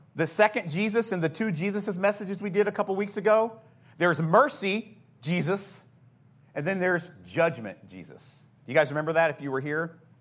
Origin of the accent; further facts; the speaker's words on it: United States; our American Christianity